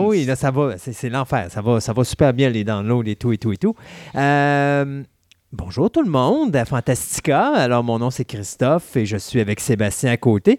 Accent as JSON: {"language": "French", "region": "Quebec", "country": "Canada", "said": "on est de Québécois"}